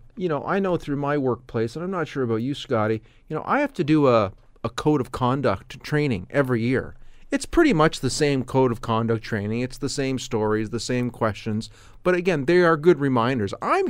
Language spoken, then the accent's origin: English; Canada; And being Canadian